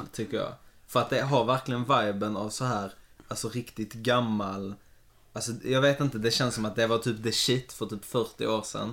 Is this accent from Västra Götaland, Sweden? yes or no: no; Malmö, Skåne, Sweden; när jag var kid så bodde jag i Kirseberg